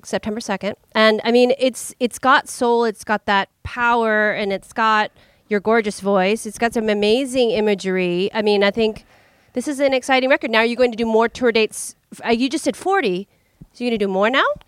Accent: San Francisco, California, United States; we're from the Bay Area, we're from San Francisco

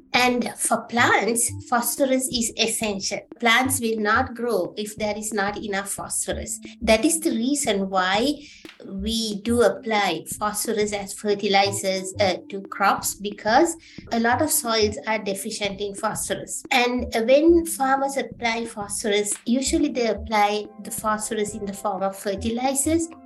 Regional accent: Sri Lanka; moved away as an adult; now in Canada; I'm originally from Sri Lanka, and uh, yeah, I was born there, and uh, I went to high school and the university

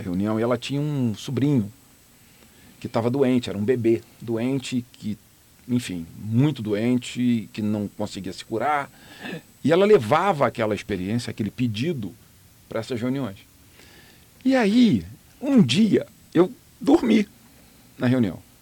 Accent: Rio de Janeiro, Brazil; moved away as an adult; now in Miami, United States; a família do meu pai é do Rio de Janeiro, onde eu nasci

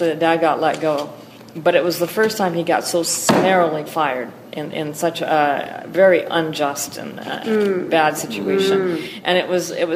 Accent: Oregon, United States; We grew up in Lily White, Oregon

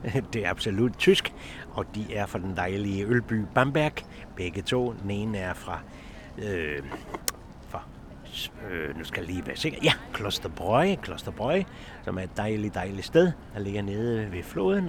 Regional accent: Copenhagen, Capital Region of Denmark, Denmark; jeg er født lige ved Carlsberg, og hele det der bryggeri miljø, det glemmer jeg jo aldrig nogensinde

